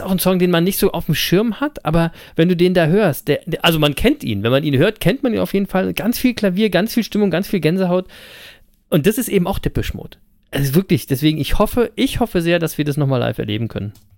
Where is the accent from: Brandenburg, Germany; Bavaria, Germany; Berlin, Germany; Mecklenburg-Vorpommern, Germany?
Berlin, Germany; Live in Berlin ähm, also aus meiner Geburtsstadt